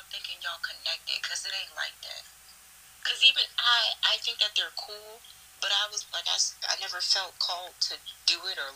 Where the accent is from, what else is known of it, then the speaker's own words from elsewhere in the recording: Baltimore, Maryland, United States; we're both from Baltimore